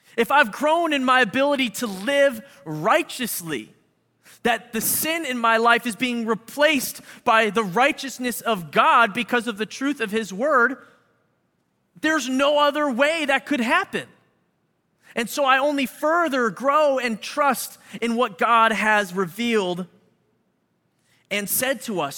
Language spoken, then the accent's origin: English; Philadelphia, Pennsylvania, United States; now in Chicago, United States; we're from Philly